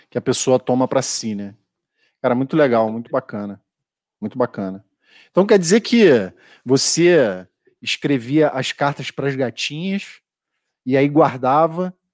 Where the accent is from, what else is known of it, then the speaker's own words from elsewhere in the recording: Rio de Janeiro, Brazil; now in São Paulo, Brazil; Eu sou carioca, cara, calorento.